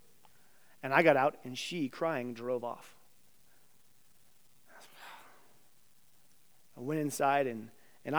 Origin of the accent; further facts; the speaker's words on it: Carbondale, United States; two Carbondale kids